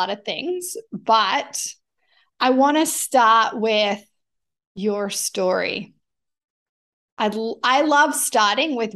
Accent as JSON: {"language": "English", "country": "Australia", "tie": "born or raised there", "accent": "mix of accents", "moved": "as an adult", "lives_now": "Canada"}